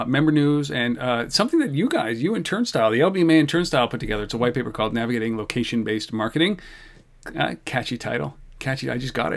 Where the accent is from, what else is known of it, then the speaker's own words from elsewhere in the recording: Canada; we're Canadian